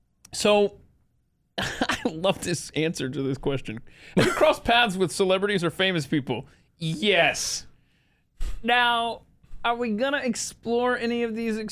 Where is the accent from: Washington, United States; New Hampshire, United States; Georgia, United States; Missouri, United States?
Georgia, United States; also born or lived in New Jersey; Right, and I had no idea growing up in Georgia and stuff until I lived up in Western Jersey and actually went to a NASCAR race there in the Poconos.